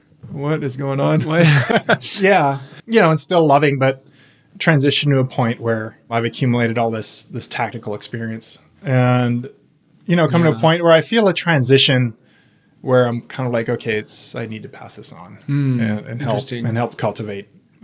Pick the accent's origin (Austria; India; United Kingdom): Austria; also born or lived in Virginia, United States; I was born in Virginia. My parents are both from overseas. My dad's a German family. My mom's from South America. So I was born in the U.S., but don't really remember much about that, because we moved overseas to Austria when I was really young.